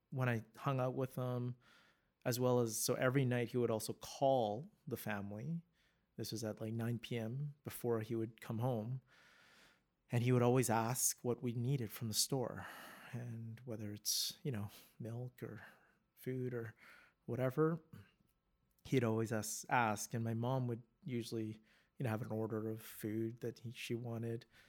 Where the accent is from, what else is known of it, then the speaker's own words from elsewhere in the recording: Vancouver, British Columbia, Canada; I'm born and raised in Vancouver